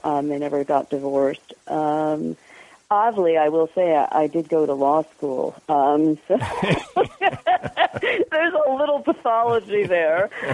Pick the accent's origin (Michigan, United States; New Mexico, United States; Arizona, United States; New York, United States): New York, United States; Westchester; I didn't grow up in Jersey. I grew up in Westchester, which is even worse